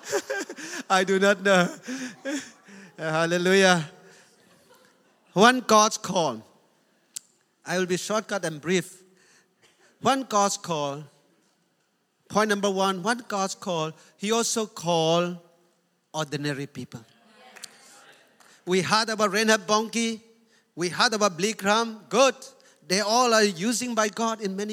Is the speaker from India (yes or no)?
yes; India; I'm Indian